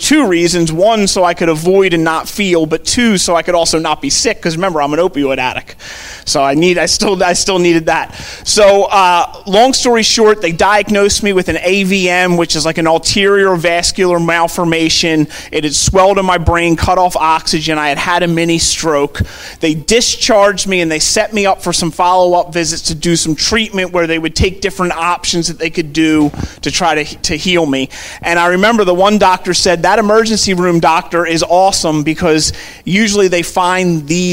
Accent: Philadelphia, Pennsylvania, United States; I grew up in Overbrook, so we go to Lankenol Medical Center right there on Lancaster Avenue

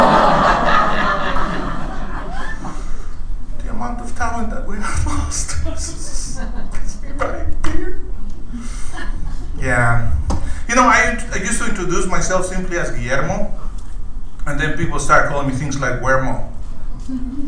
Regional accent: Guatemala; also born or lived in Los Angeles, United States; now in United States; I was born in Guatemala.

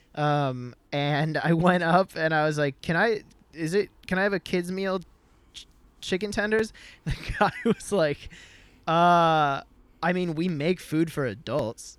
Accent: Midwest, United States; grew up in the Midwest

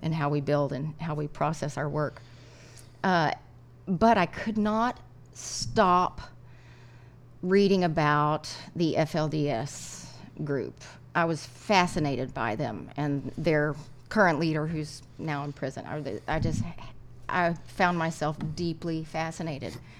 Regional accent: Lubbock, Texas, United States; When I was growing up in Lubbock

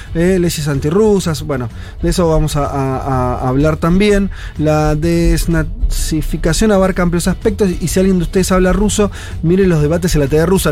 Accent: Argentina; nosotros como argentinos

